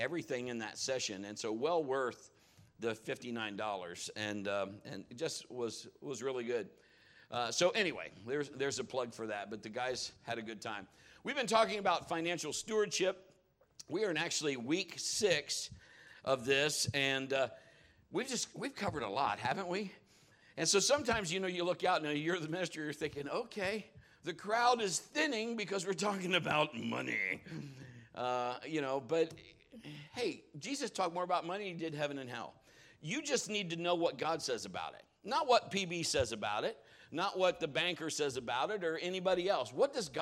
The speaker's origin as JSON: {"language": "English", "town": "Marion", "region": "Ohio", "country": "United States", "tie": "born or raised there"}